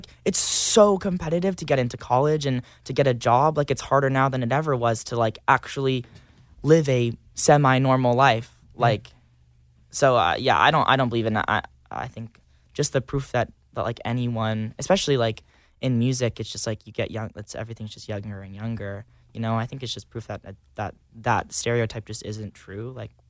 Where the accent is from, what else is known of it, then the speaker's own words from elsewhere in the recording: Georgetown, Texas, United States; So I grew up in Texas. There's just like nothing out there. I grew up in a town called Georgetown, which is an hour away from Austin.